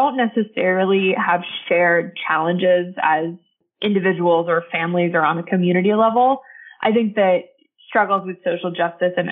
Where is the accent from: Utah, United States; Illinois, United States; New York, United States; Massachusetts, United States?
Utah, United States; Salt Lake City; I grew up in Salt Lake City, Utah